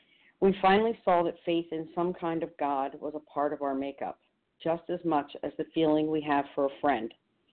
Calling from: New Jersey, United States; also born or lived in Chicago; from New Jersey. Actually, I'm calling from Chicago.

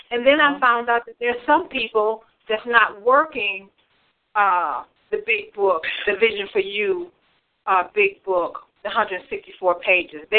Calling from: Michigan, United States; I'm calling from Michigan.

